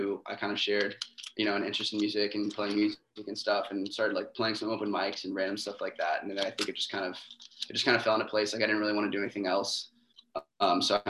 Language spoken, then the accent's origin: English; Greenville, South Carolina, United States; moved away as an adult; also born or lived in Boston; now in Astoria, United States; I'm from South Carolina originally.